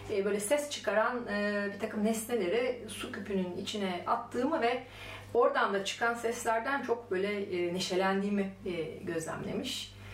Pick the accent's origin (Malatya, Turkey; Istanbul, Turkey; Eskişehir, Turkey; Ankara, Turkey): Ankara, Turkey; born there; E, ben daha henüz emeklerken e, Ankara doğumluyum ben Ankara'da otururken.